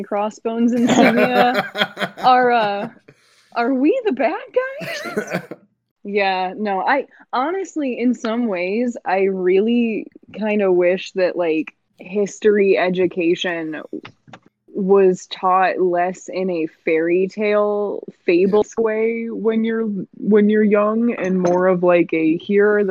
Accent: United States; growing up in the American education system

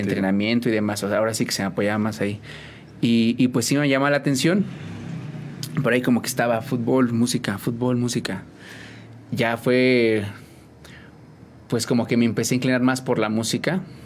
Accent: San Juan del Río, Querétaro, Mexico; 100% de aquí de San Juan del Río

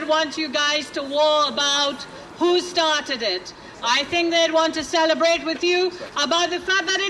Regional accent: Trinidad & Tobago; now in London, United Kingdom; I was born in Trinidad, reared in Trinidad, and I played plenty mass in Trinidad.

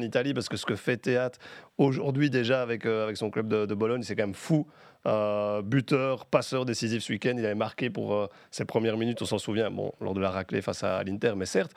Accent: Belgium; quand on est belge

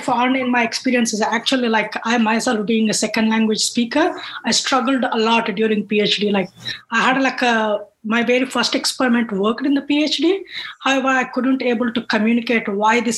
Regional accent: India; moved away as an adult; also born or lived in Canada; now in London, United Kingdom; And I come from India. Until undergrad, I did it in India.

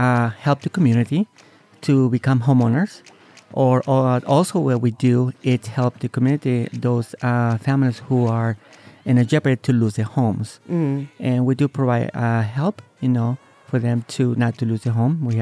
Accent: Bay Area, California, United States; now in Las Vegas, United States; I was born in California, Southwest California, in the Bay Area

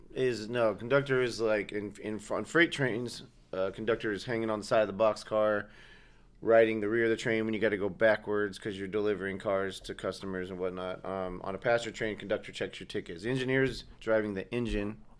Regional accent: Southern California, United States; moved away as an adult; also born or lived in Georgia; now in Portland, United States; I grew up mostly in Southern California with a little bit of Georgia sprinkled in there

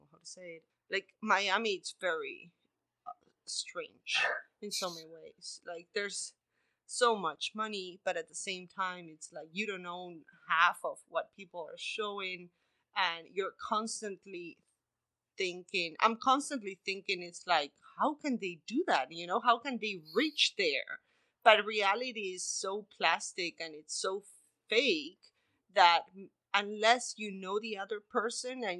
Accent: Argentina; moved away; I'm from Argentina and it's a different reality to the States

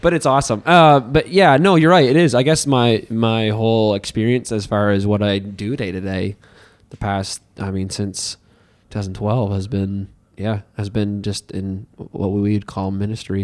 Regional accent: Hartland, New Brunswick, Canada; now in Miramichi, Canada; I came from Heartland, New Brunswick

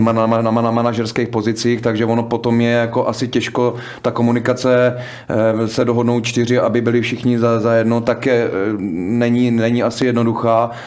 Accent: Czechia; u nás v Čechách

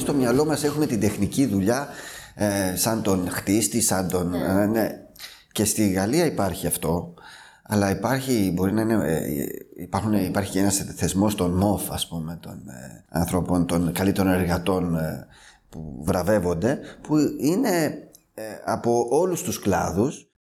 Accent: Serifos, South Aegean, Greece; also born or lived in France; now in Athens, Greece; Εγώ κατάγομαι από τη Σέριφο, ένα μικρό νησί των Κυκλάδων.

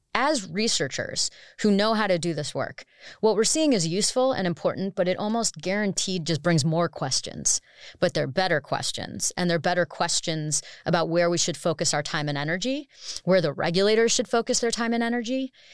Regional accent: United States; as an American

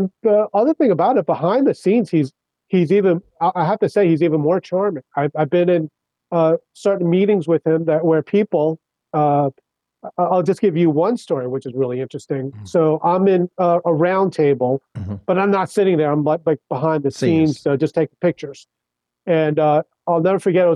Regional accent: Kings Park, New York, United States; also born or lived in Brooklyn, New York; grew up on Long Island. So I was in Suffolk County

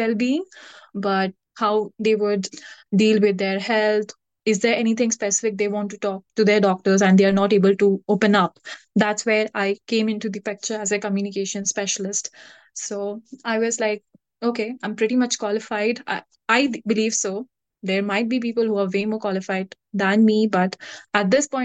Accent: India; moved away as an adult; being an Indian myself

